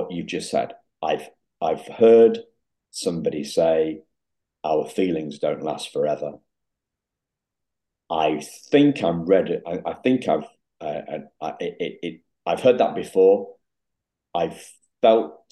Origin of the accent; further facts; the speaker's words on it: Yorkshire and the Humber, United Kingdom; also born or lived in Liverpool; I'm from Yorkshire. I've lived in Yorkshire since I was 5 weeks old, when my mum and dad collected me from Liverpool